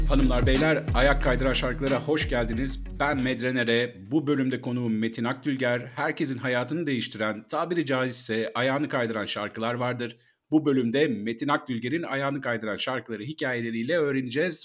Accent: Bursa, Turkey; ben de Bursalıyım

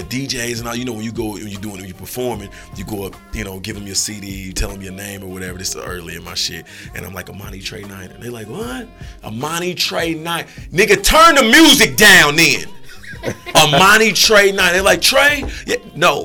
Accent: Indianapolis, Indiana, United States; I'm from the city. I'm from Indianapolis, Indiana. You know, from the 3900 block

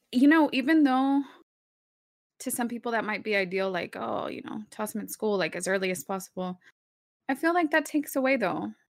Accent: Dallas, Texas, United States; first language Spanish; English is a second language; we grew up in Texas

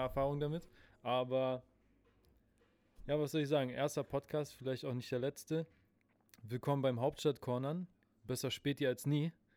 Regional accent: Berlin, Germany; ich wurde hier in Berlin geboren, in Spandau.

